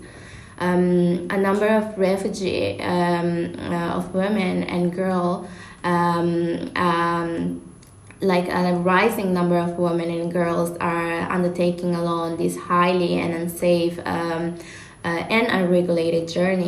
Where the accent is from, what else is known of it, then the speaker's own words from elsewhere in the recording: Italy; moved away as an adult; also born or lived in United States; now in London, United Kingdom; I was born and raised in Italy